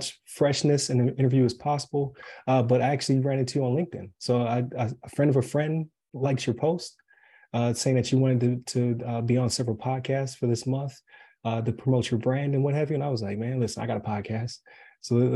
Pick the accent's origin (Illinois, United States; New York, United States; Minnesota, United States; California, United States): New York, United States; Buffalo; now in Wesley Chapel, United States; I'm from Buffalo originally